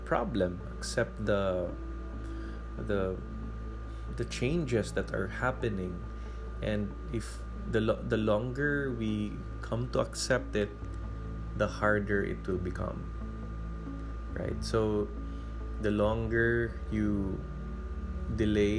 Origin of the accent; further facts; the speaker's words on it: Cebu, Central Visayas, Philippines; now in Manila, Philippines; I am originally from Cebu, and when I transferred to Manila, it's like 12 times bigger than where I come from, and I had to adapt even in the way I speak